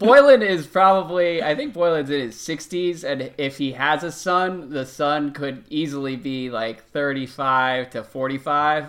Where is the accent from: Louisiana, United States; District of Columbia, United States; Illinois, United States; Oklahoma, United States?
District of Columbia, United States; Washington; my hometown of Washington, D C